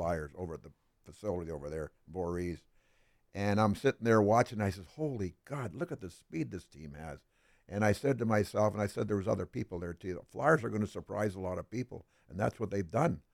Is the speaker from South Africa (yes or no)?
no; British Columbia, Canada; moved away as an adult; also born or lived in Smithers, British Columbia; now in Philadelphia, United States; I'm still a Canadian citizen